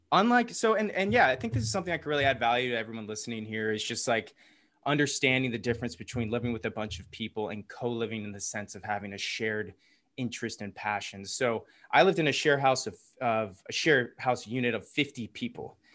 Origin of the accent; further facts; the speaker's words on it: Atlanta, Georgia, United States; accent: Southern; Yeah, from I'm from the here. South. I got rid of my accent. I could say y'all taught like this, but I try not to, even though that's where all my friends have Southern accents.